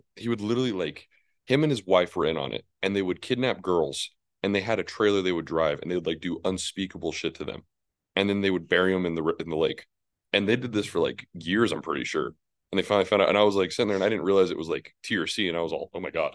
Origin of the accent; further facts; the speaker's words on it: New Mexico, United States; I'm from New Mexico